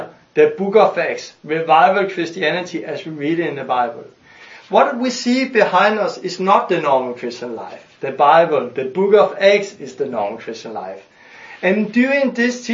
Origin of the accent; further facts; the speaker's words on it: Denmark; I'm from Denmark